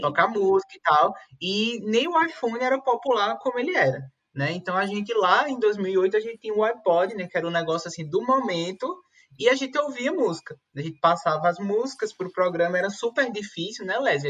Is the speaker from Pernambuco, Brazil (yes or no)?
yes; Caruaru, Pernambuco, Brazil; Eu nasci em Caruaru, que é uma cidade conhecida como a capital do forró